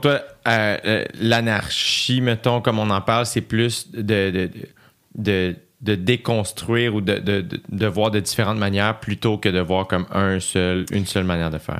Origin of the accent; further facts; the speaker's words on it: Quebec, Canada; on a grandi euh, au Québec